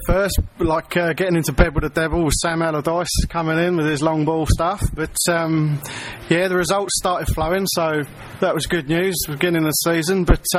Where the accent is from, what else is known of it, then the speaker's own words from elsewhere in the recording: United Kingdom; moved away as an adult; now in Brisbane, Australia; I'm from Blighty. I had a season ticket from 96 to 2002, and then I came out here and been here nearly 10 years